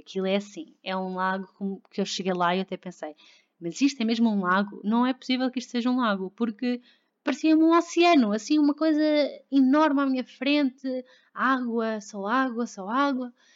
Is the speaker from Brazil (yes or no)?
no; Lisbon, Portugal; also born or lived in Victoria, Canada; eu sou de Lisboa, eu nasci em Lisboa, e, hum, mas não vivi sempre cá houve hum, seis meses da minha vida que não vivi cá